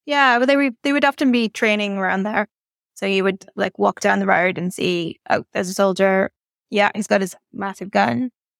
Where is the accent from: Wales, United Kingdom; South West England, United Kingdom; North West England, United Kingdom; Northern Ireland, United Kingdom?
Northern Ireland, United Kingdom; Yeah, so I grew up in the 80s and 90s. So it was kind of a strange place because it was very, very quiet in some ways, very rural, very peaceful